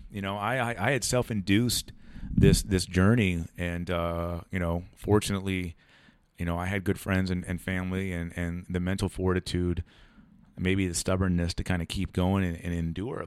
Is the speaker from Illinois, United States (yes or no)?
no; Ohio, United States; moved away as an adult; also born or lived in San Diego; we're all from Ohio